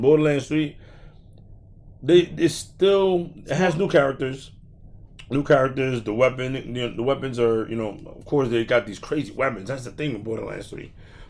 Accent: New York City, New York, United States; I'm from Brooklyn.

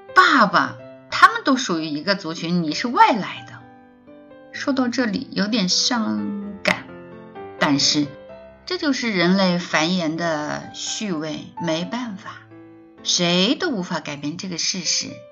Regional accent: China; 特别是对于我们中国人而言

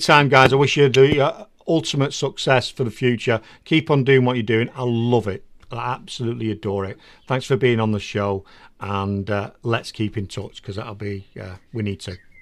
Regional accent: England, United Kingdom; also born or lived in Netherlands; I'm English.

